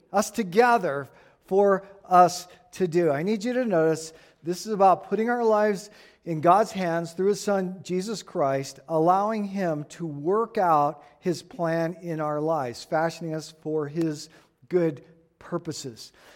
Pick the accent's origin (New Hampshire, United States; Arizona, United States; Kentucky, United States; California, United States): Arizona, United States; Tucson; This is the kind of stuff I grew up playing with in Tucson.